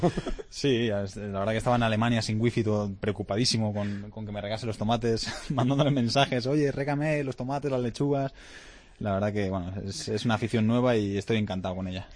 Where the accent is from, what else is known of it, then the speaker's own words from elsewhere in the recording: Lleida, Catalonia, Spain; Yo soy catalán, eh, me siento muy orgulloso de, ser catalán y quiero muchísimo a mi tierra, a Lleida, a Cataluña